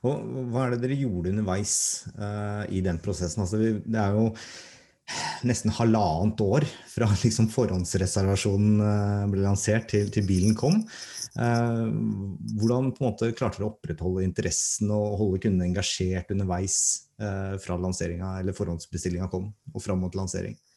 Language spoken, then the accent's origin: Norwegian; Norway; Vi er nordmenn